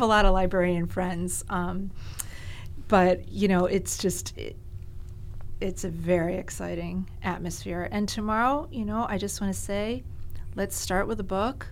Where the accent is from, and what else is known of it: Greenwich, Connecticut, United States; born or raised there; also born or lived in New York City